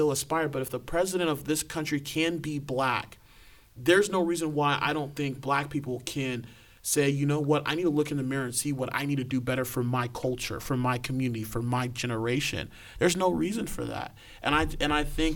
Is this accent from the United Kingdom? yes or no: no; Nigeria; me being Nigerian